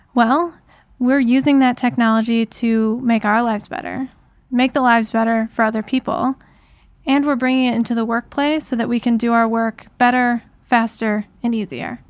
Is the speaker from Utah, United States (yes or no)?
no; Detroit region, Southeast Michigan, United States; I grew up in Southeast Michigan, so right here in in the Detroit region